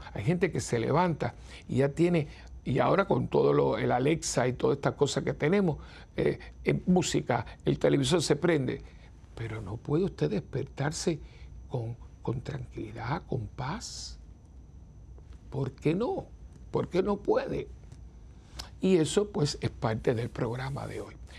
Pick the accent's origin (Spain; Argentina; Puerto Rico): Puerto Rico; San Juan; los que somos capitalinos, los que vivimos en ciudades metropolitanas